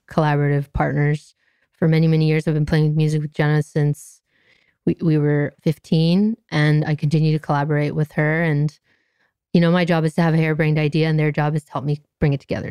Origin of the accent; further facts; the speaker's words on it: Anaheim, California, United States; I grew up in Anaheim